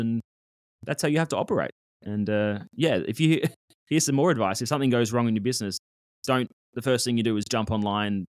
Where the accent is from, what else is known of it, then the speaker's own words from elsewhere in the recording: Australia; now in Cambodia; as an Australian